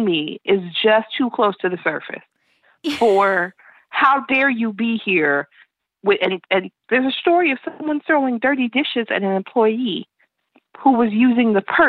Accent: Chicago, Illinois, United States; I'm from Chicago

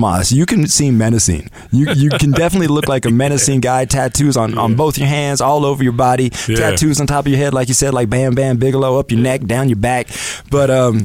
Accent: Denver, Colorado, United States; I'm a guy from Denver

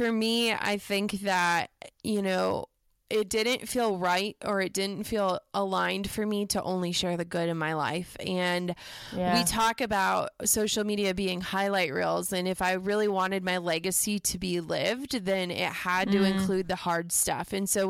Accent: Midwest, United States; growing up in the Midwest, you know, we don't do humble brags.

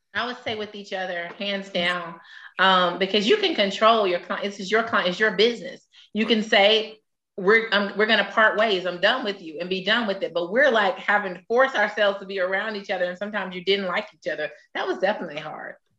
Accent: Atlanta, Georgia, United States; born or raised there

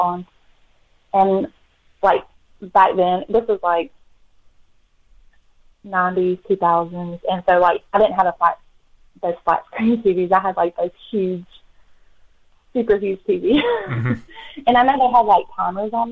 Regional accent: Childersburg, Alabama, United States; I grew up in Childersburg, Alabama

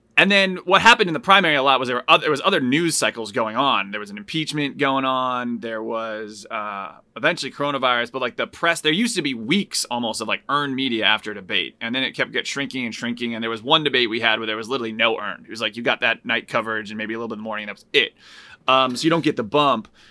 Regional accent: outside of Hartford, Connecticut, United States; I grew up outside of Hartford

